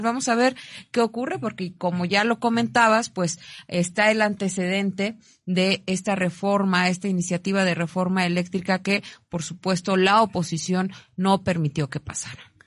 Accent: Mexico; como ciudadanos mexicanos

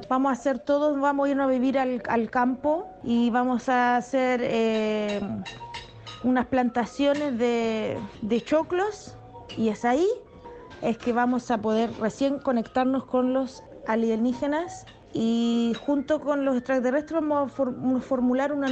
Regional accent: Valparaíso, Chile; tengo 35 años, soy de Valparaíso, Chile.

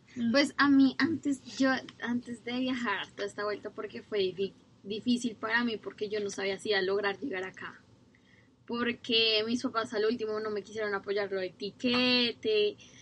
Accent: Colombia; now in New Zealand; soy de Colombia

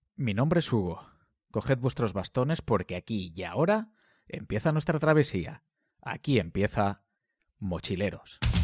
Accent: Crevillente, Valencian Community, Spain; now in Murcia, Spain; la sierra de, mi pueblo, a la sierra de Crevillente

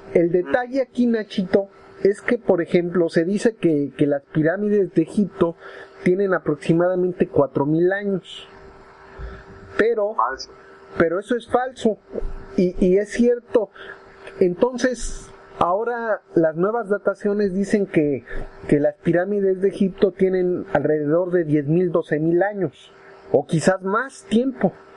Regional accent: Mexico City, Mexico; mi pueblo Tlatelolco está construido sobre una zona arqueológica riquísima

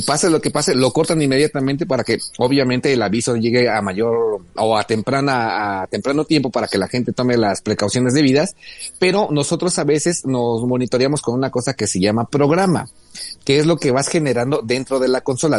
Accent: Mexico; los medios de comunicación mexicanos

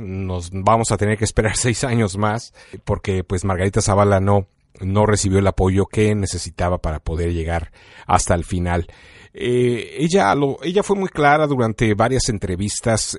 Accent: Mexico; now in Chicago, United States; como mexicano

